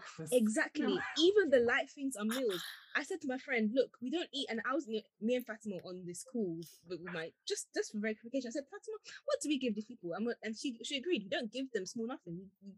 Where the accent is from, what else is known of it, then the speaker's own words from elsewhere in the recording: Nigeria; because we're Nigerian, we're not used to it.